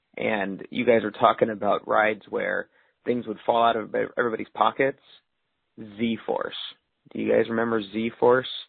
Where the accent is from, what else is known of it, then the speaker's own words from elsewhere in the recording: the Valley, California, United States; I'm from the Valley, I used to go there all the time, 80s, 90s